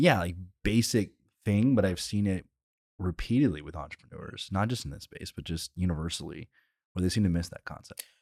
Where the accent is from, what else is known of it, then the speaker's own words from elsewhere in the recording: College Station, Texas, United States; I grew up in College Station